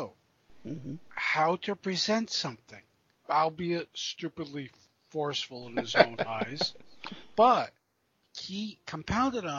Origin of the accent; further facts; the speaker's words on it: East Coast, United States; we are from here. We are from the East Coast